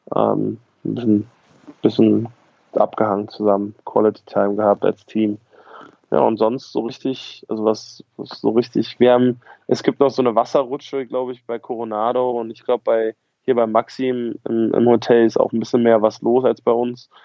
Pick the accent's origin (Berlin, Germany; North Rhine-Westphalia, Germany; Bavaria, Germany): Berlin, Germany; ich komme aus Berlin